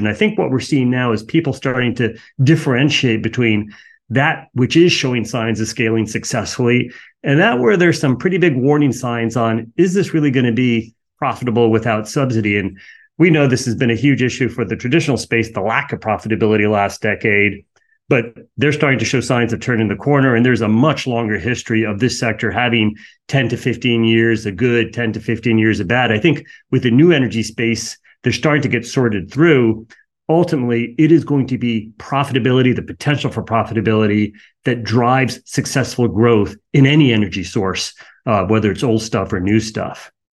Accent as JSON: {"language": "English", "country": "United States", "said": "I'm an American."}